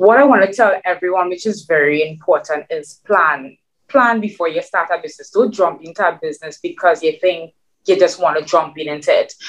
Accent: Trinidad & Tobago; English is a second language; moved away as an adult; now in New York City, United States; my Trinidadian mix

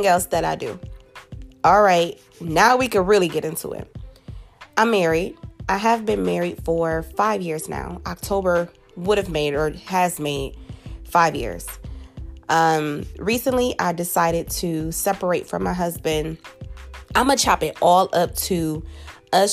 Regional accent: Buffalo, New York, United States; I'm originally from Buffalo, New York

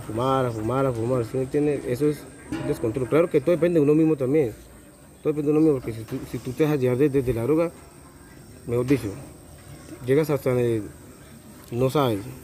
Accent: Puerto Boyacá, Boyacá, Colombia; soy de Puerto Villacá

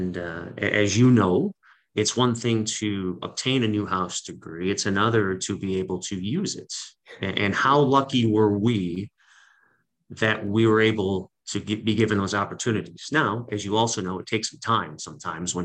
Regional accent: Cleveland, Ohio, United States; moved away as an adult; also born or lived in Syracuse, New York; I was in my hometown for 8 years doing sports radio.

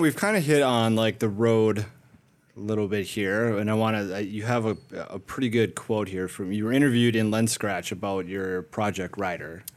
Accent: Minnesota, United States; I'm from Minnesota

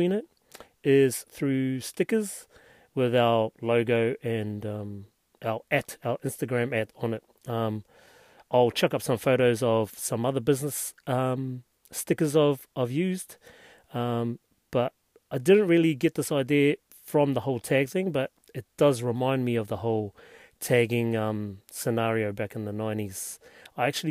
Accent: Hastings, Hawke's Bay, New Zealand; I'm from Hastings

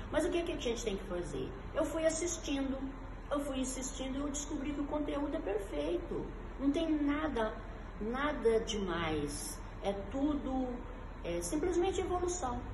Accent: Uberaba, Minas Gerais, Brazil; sou de Uberaba, da terra do Chico Xavier, aqui no Triângulo Mineiro

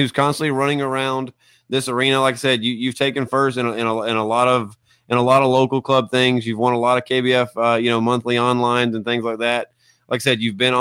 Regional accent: Alabama, United States; I'm from Alabama

